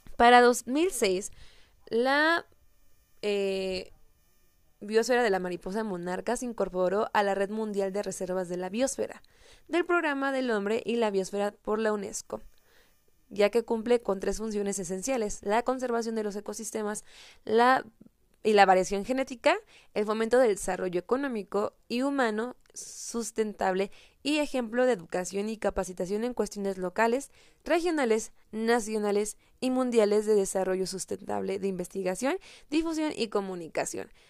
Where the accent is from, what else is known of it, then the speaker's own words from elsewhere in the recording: Michoacán, Mexico; representa a mi estado. Soy de Michoacán